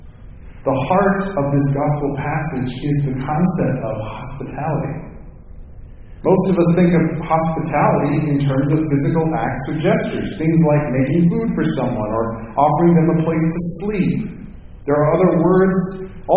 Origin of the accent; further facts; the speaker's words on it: Minnesota, United States; moved away; where I grew up in Minnesota, we have something called the Minnesota Goodbye.